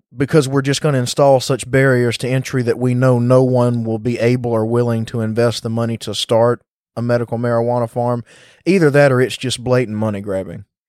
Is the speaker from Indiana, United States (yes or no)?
no; Mississippi, United States; this is my home state, born and raised here